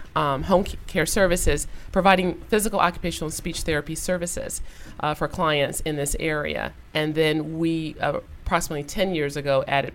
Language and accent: English; Toledo, Ohio, United States; moved away; I'm originally from Toledo, Ohio.